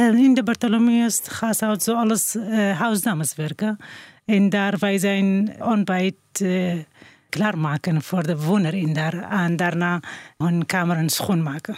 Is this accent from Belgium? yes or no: no; northern Iraq, Iraq; Dutch is a second language; moved away as an adult; now in Netherlands; ik kom uit Noord-Irak